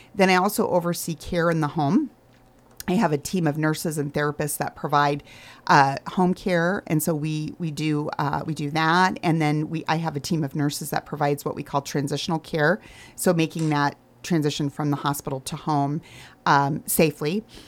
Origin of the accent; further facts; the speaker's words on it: Arizona, United States; moved away as an adult; also born or lived in Michigan; I grew up in Arizona so I was a long way from home